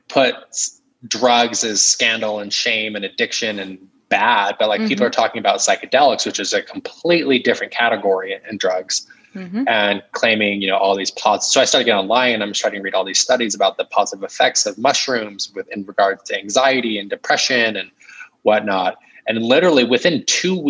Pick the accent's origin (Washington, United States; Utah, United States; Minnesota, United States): Utah, United States; growing up in Utah, Mormon, conservative